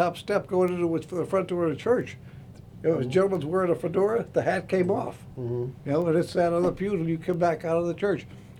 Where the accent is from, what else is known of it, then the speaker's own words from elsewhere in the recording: Scranton, Pennsylvania, United States; It was the same thing with the altar boys where I grew up in Scranton.